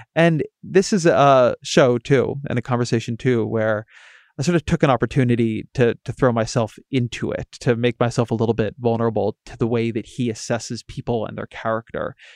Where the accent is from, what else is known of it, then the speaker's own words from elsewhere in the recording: California, United States; I'm from California